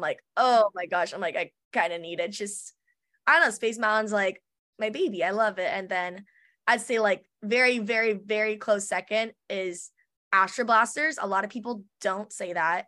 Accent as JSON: {"language": "English", "area": "Orange County", "region": "California", "country": "United States", "tie": "born or raised there", "said": "I've always grown up in Orange County, so I've always been, like, pretty close to the theme parks"}